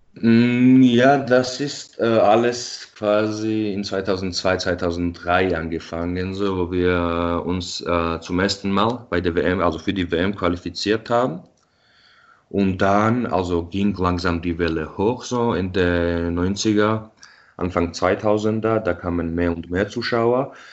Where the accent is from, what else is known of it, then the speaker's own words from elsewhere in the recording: Tbilisi, Georgia; now in Munich, Germany; ich bin ja in Tbilisi geboren und aufgewachsen